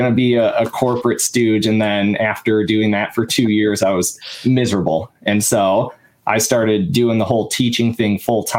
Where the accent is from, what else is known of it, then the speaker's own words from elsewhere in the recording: Waukesha, Wisconsin, United States; moved away as an adult; also born or lived in Eau Claire, Wisconsin / Texas; now in Chicago, United States; I grew up in the Milwaukee area. I'm from Waukesha, Wisconsin